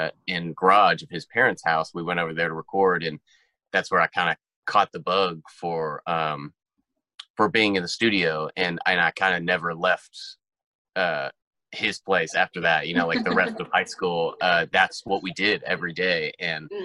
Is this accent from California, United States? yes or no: no; Pittsburgh, Pennsylvania, United States; moved away as an adult; also born or lived in Tempe, Arizona; now in Nashville, United States; I grew up in Pittsburgh, Pennsylvania